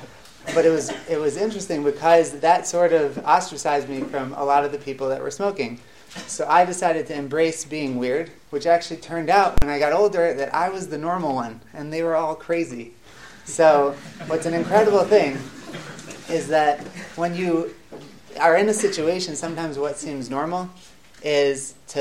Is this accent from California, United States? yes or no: no; Rochester, New York, United States; moved away as an adult; also born or lived in Atlanta; now in Beit Shemesh, Israel; I grew up in Rochester, New York, in upstate New York, near Buffalo